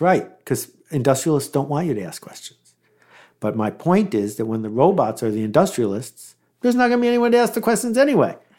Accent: Buffalo, New York, United States; growing up in Buffalo, in the nineteen seventies

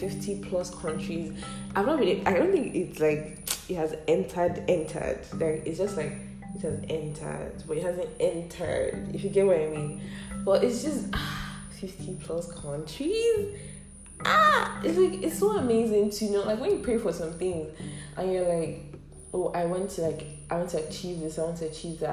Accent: Ibadan, Oyo, Nigeria; I am from Oyo State, Ibadan to be precise. I'm Yoruba

